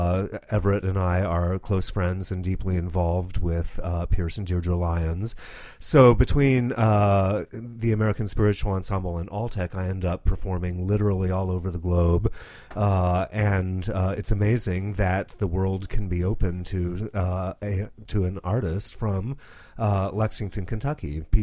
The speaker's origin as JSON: {"language": "English", "town": "Rome", "region": "Lazio", "country": "Italy", "tie": "born or raised there", "said": "I was raised in Rome, Italy, where my parents, who are evangelists, had a Protestant church in the shadow of the Vatican."}